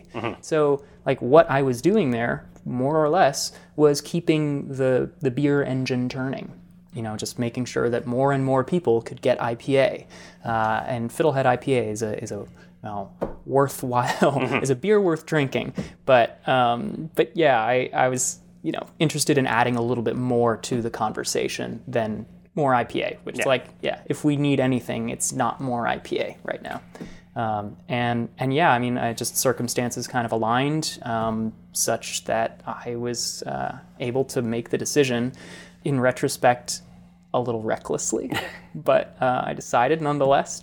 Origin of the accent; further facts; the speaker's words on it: Colorado, United States; moved away as an adult; also born or lived in Boulder, Colorado; now in New York, United States; I grew up in Colorado. We moved there, I was four